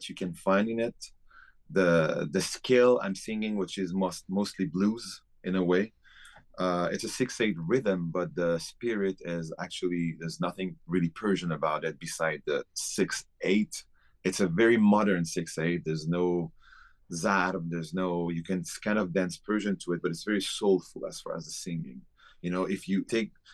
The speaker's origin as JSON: {"language": "English", "town": "Paris", "region": "Île-de-France", "country": "France", "tie": "born or raised there", "also_born_or_lived": "Iran", "moved": "as an adult", "lives_now": "Las Vegas, United States", "said": "I grew up in Paris"}